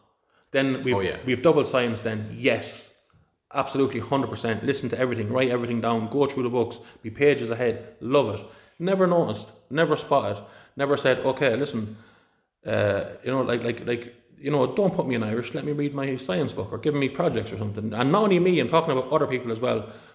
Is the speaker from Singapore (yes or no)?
no; India; born there; Listen, if I was born in Pakistan, I wouldn't be learning about Jesus. I was born in India.